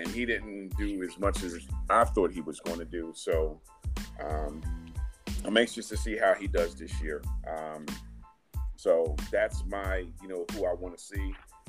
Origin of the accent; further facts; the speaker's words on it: Philadelphia, Pennsylvania, United States; I'm from Philly